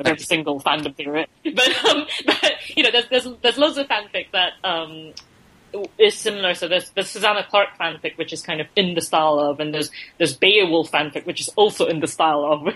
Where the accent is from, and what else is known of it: Malaysia; now in London, United Kingdom